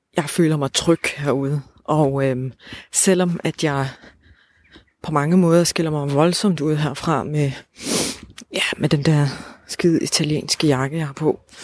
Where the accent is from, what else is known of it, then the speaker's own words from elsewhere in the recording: Odense, Southern Denmark, Denmark; altså vi er jo fra Odense